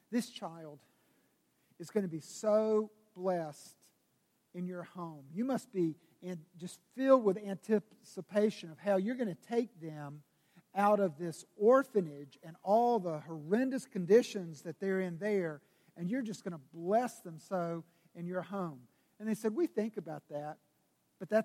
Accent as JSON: {"language": "English", "town": "Greenville", "region": "South Carolina", "country": "United States", "tie": "born or raised there", "said": "I grew up in Greenville, South Carolina."}